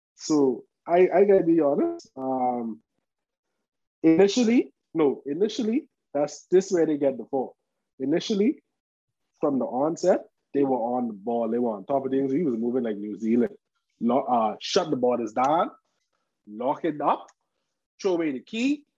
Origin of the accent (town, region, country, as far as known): Bahamas